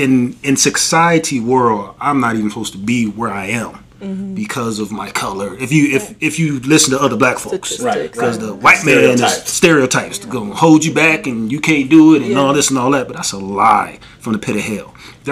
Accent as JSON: {"language": "English", "town": "Detroit", "region": "Michigan", "country": "United States", "moved": "as an adult", "lives_now": "Arizona, United States", "said": "I'm originally from Detroit. I moved out to Arizona."}